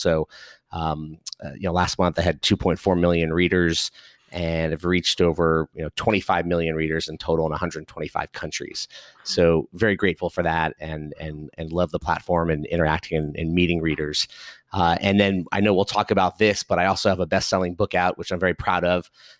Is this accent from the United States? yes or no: yes; Los Angeles, California, United States; So I was born and raised in Los Angeles, the great state of California, and grew up there, had a chance to come to the East Coast for college